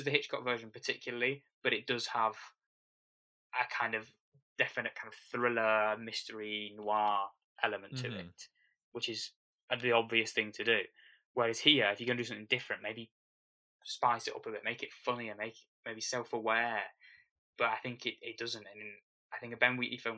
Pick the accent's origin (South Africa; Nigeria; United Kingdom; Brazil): United Kingdom; As a Brit